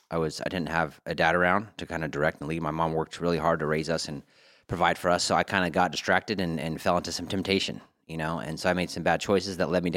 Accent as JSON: {"language": "English", "region": "California", "country": "United States", "tie": "born or raised there", "also_born_or_lived": "Colorado", "said": "I was born in Colorado, Montrose, Colorado. But my mom and dad split up when I was very young. We moved out to California before I was one."}